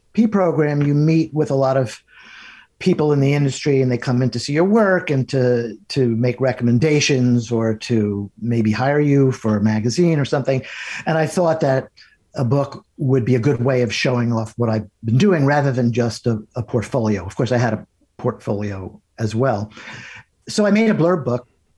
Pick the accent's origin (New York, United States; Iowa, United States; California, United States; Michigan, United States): New York, United States; also born or lived in Ohio; I was from New York